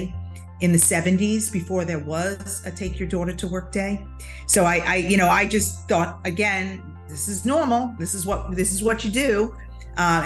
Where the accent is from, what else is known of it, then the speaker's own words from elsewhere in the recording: Long Island, New York, United States; moved away as an adult; when we moved to Long Island, when I was like a teenager, I was like 10. And so then I grew up in Long Island